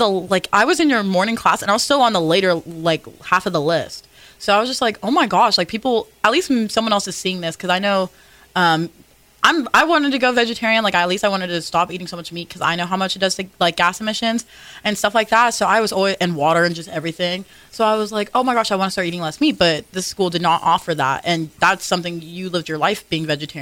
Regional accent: Las Vegas, Nevada, United States; moved away as an adult; I came here and I left Vegas

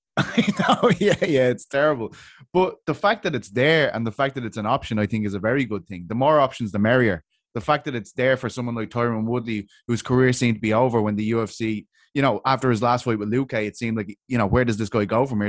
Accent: Ireland; I'm from Ireland

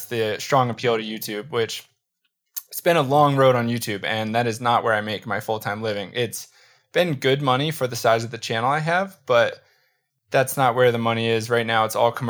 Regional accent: Baltimore, Maryland, United States; I grew up in just outside of Baltimore, Maryland.

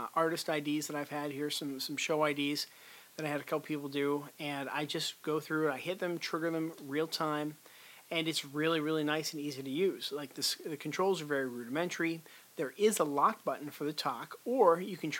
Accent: Pittsburgh, Pennsylvania, United States; Pittsburgh company, which is my hometown here

